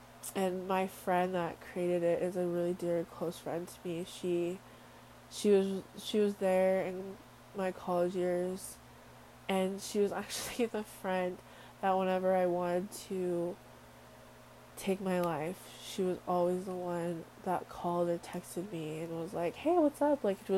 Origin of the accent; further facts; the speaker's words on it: Samoa; born there; I was born in Western Samoa. I am 100% Samoan from my DNA.